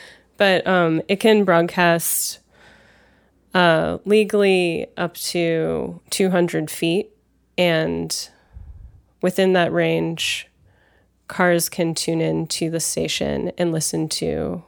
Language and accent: English; Los Angeles, California, United States; I'm from Los Angeles, and I live in Los Angeles